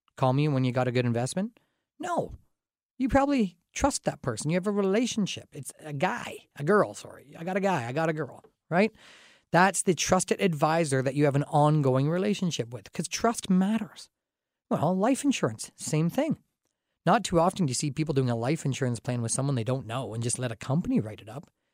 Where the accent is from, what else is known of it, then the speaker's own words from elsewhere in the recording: Dorchester, Ontario, Canada; I grew up in Dorchester, kind of a small town atmosphere outside of London here